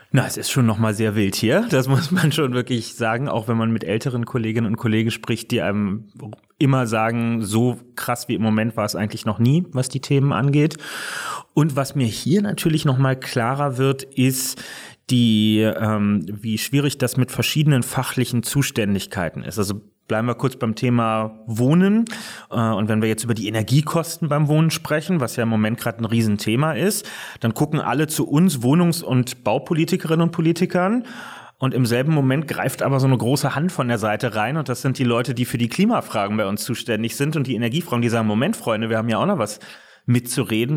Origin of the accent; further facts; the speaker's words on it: Berlin, Germany; ich lebe nicht nur heute in Berlin, sondern bin auch gebürtiger Berliner und ähm, hier groß geworden